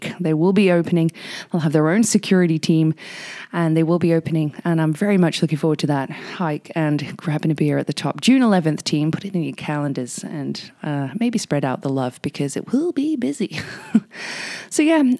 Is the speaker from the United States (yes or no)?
no; England, United Kingdom; now in Whistler, Canada; I'm English